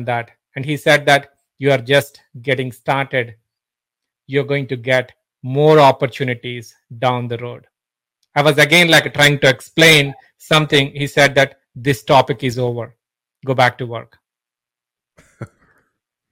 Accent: India; moved away as an adult; also born or lived in Singapore / Pittsburgh; now in United States; I'm originally from India, been living in States for almost like 17 years now

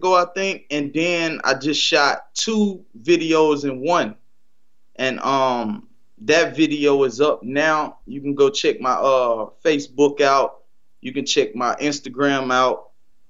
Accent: North Carolina, United States; I'm from North Carolina

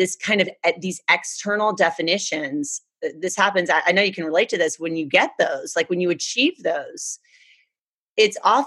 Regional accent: Deep South, United States; moved away; I was raised in the Deep South, had a great childhood. My family's still there.

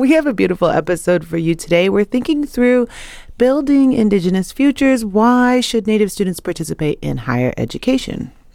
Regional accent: Swinomish and Tulalip tribes, Washington, United States; I'm from the Swinomish and Tulalip tribes.

